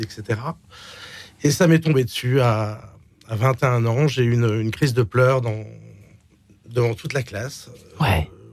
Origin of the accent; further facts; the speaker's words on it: Marseille, Provence-Alpes-Côte d'Azur, France; moved away as an adult; also born or lived in Miami / Switzerland; on a grandi à Marseille